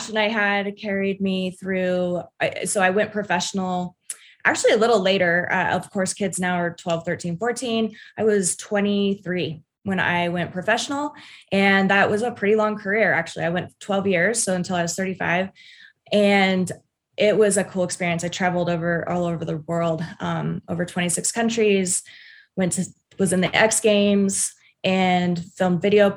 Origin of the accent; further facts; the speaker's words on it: United States; I grew up in Tahoe